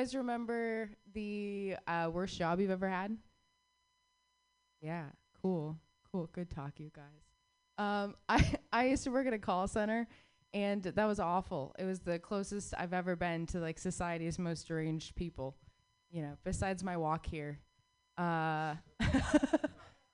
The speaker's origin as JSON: {"language": "English", "region": "Arizona", "country": "United States", "tie": "born or raised there", "moved": "yes", "said": "I grew up in the Southwest"}